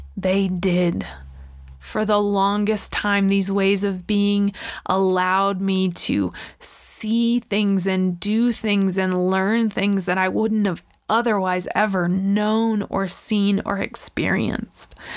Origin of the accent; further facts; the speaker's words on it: Florida, United States; I grew up in Florida at the beach.